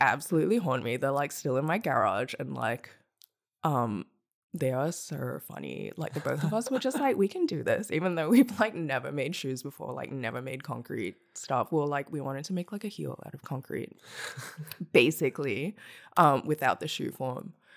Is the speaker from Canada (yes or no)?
no; Hong Kong; now in Melbourne, Australia; I'm from Hong Kong. I grew up there, and then I moved to Nam in twenty thirteen.